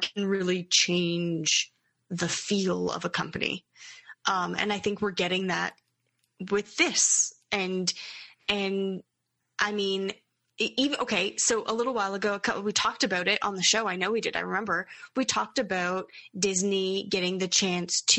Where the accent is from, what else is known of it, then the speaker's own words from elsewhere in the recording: Canada; growing up in Canada with what we have